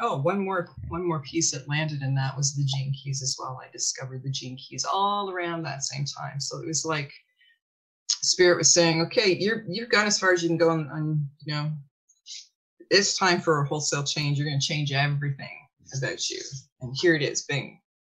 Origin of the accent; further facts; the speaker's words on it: Shallow Lake, Ontario, Canada; also born or lived in Toronto; I grew up in a village just outside of Owen Sound, Ontario, called Shallow Lake